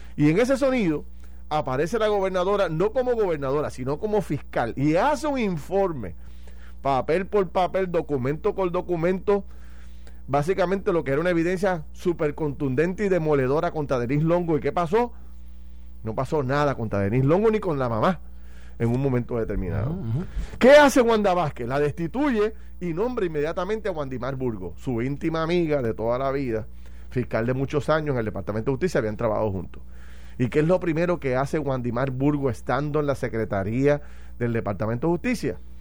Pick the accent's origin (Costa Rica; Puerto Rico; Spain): Puerto Rico; a mí como puertorriqueño